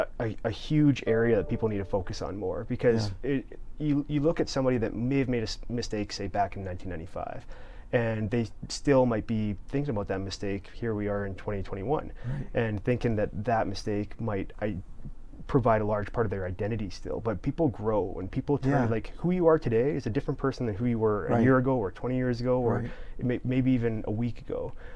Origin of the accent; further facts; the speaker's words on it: Canada; my best friend was German. Here I was as a Canadian.